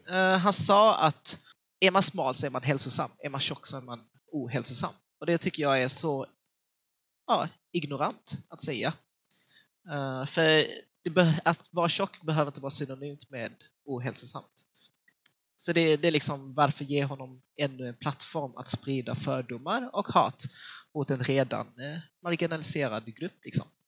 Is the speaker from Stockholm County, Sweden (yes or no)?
no; Helsingborg, Skåne, Sweden; accent: Scanian; moved away as an adult; now in Gothenburg, Sweden; Jag är född och uppvuxen i Helsingborg, uh, vilket ligger i nordvästra Skåne